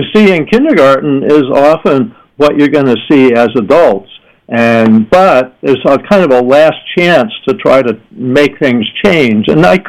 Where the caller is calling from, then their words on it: San Diego, California, United States; I'm calling in from San Diego.